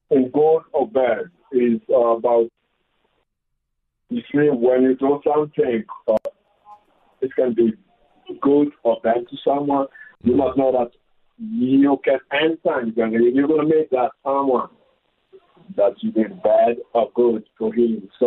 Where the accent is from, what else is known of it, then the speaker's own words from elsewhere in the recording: Tanzania; also born or lived in Democratic Republic of the Congo; now in South Africa; I'm from Congo DRC, but grew up in Tanzania.